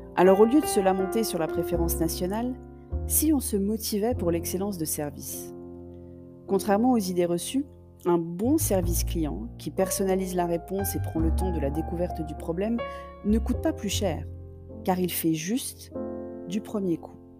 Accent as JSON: {"language": "French", "country": "France", "said": "Je suis française"}